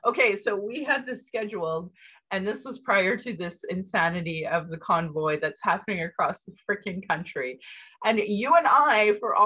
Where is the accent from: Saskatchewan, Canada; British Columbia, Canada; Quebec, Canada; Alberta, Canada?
Alberta, Canada; Calgary; I was born in Calgary